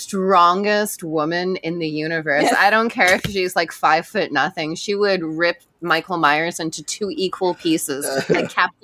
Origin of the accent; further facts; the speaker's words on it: Vancouver, British Columbia, Canada; I'm from Vancouver. I didn't know what a -40 wind chill was